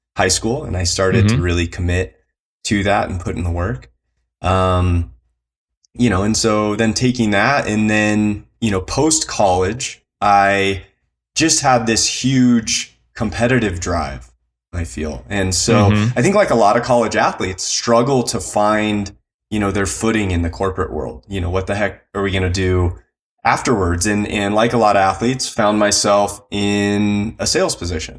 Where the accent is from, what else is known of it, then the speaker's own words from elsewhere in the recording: Encinitas, California, United States; I grew up in Southern California in, you know, kind of on the border between Encinitas and Carlsbad